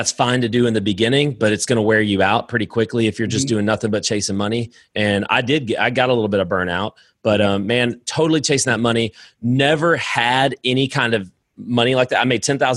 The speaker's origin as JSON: {"language": "English", "town": "Lowell", "region": "Indiana", "country": "United States", "tie": "born or raised there", "moved": "as an adult", "lives_now": "Alabama, United States", "said": "I'm from Indiana originally, Northwest Indiana, Chicagoland area. Lowell High School"}